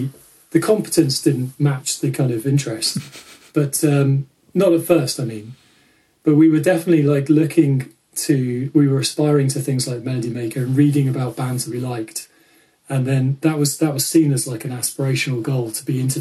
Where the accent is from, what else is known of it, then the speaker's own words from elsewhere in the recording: Fleet, South East England, United Kingdom; Fleet was a very sort of affluent and safe playground.